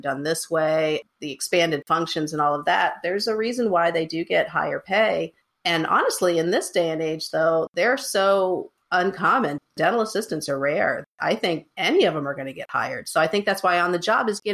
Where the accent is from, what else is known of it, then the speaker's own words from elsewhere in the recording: North Carolina, United States; moved away; also born or lived in Virginia; North Carolina is my home state. I mean, other than Virginia, my whole family is in North Carolina